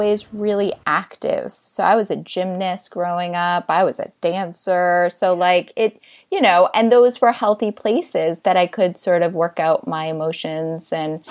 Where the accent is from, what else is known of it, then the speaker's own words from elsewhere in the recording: Boston, Massachusetts, United States; now in New York City, United States; I grew up in Boston